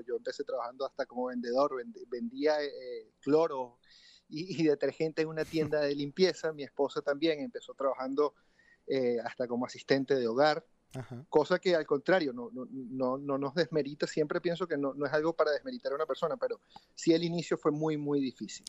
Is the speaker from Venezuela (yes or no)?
yes; Venezuela; moved away as an adult; also born or lived in Chile; Yo salí de Venezuela en el año 2017, enero de 2017, hace ya cinco años